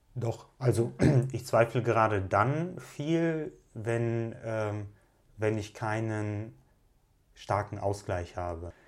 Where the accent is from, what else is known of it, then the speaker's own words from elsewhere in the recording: Russia; now in Cologne, Germany; ich bin in Russland in einer Zeit groß geworden